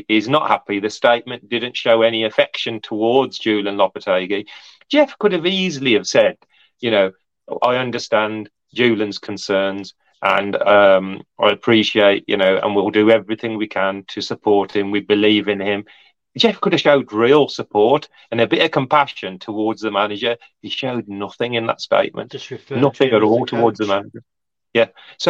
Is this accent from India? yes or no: yes; India; I'm Indian, I am. Right, so India have got billion people as well.